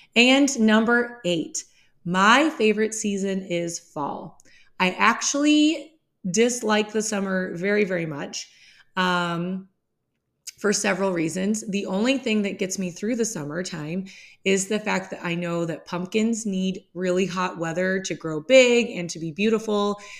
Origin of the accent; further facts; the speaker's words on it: Midwest, United States; I am born and raised in the Midwest. I still live within the Midwest